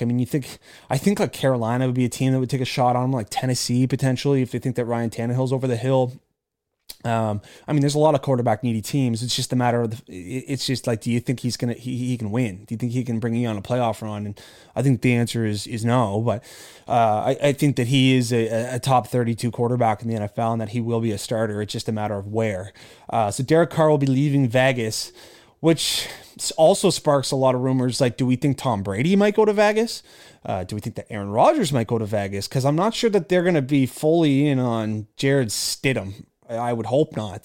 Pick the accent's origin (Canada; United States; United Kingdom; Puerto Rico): Canada; I'm Canadian